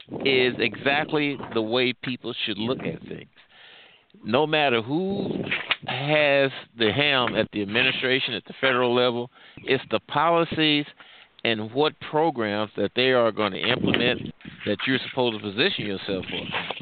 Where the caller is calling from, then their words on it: St. Louis, Missouri, United States; I'm calling from the St. Louis area.